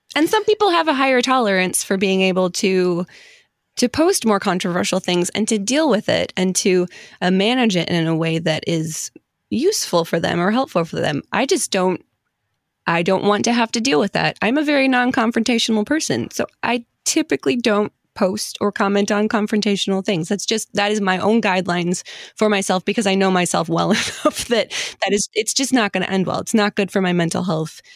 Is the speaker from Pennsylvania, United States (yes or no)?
no; Detroit, Michigan, United States; I'm from the Detroit area